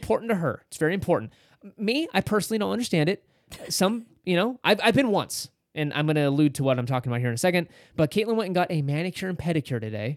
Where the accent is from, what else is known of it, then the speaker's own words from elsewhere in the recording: California, United States; We're from California